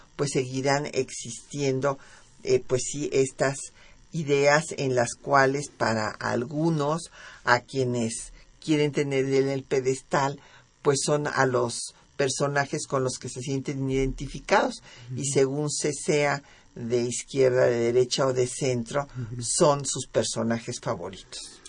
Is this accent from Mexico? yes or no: yes; Mexico